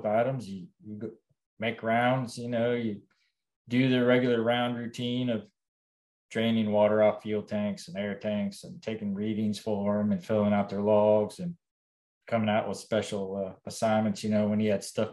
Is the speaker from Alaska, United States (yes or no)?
yes; Alaska, United States; moved away as an adult; Growing up in Alaska